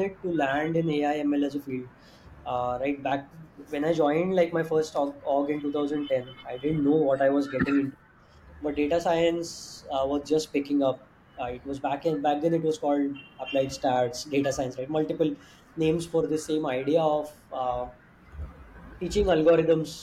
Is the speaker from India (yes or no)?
yes; India; as an Indian, Indian startup